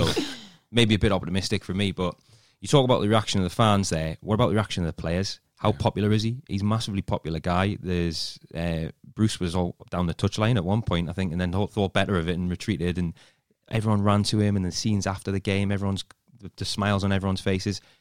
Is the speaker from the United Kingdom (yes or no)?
yes; Newcastle upon Tyne, North East England, United Kingdom; accent: Geordie; moved away as an adult; now in London, United Kingdom; As soon as you get over the bridge, I'm, I'm like, I'm home, my accent gets broader